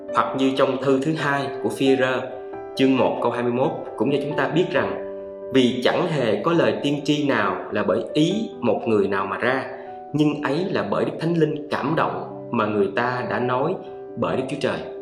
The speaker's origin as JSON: {"language": "Vietnamese", "country": "Vietnam", "tie": "born or raised there", "said": "tôi sinh ra tôi là người việt nam"}